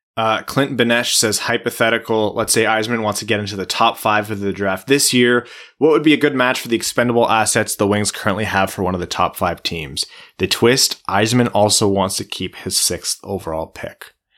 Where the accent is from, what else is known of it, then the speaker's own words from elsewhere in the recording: Canada; growing up in Canadian schools